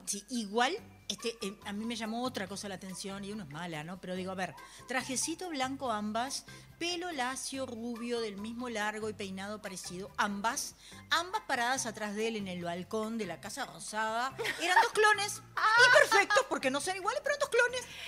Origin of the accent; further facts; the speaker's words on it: Uruguay; Somos el país de Sudamérica con más índice de suicidios